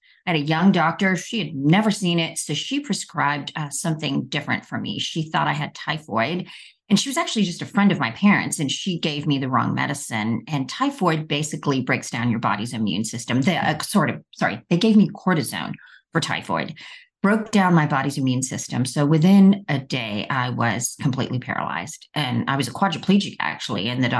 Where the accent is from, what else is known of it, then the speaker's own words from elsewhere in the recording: India; born there; Well, I was born in India, and I got polio when I was 3 months old.